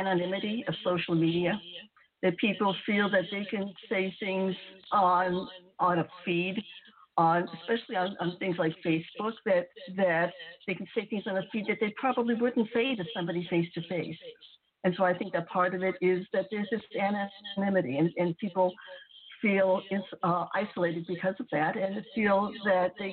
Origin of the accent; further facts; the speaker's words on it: United States; I'm Japanese American